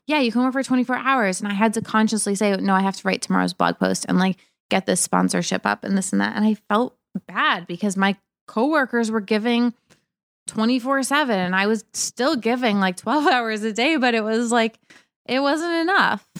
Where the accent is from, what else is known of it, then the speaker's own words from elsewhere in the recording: Cape Cod, Massachusetts, United States; moved away as an adult; also born or lived in Boston; now in New York, United States; I grew up in Cape Cod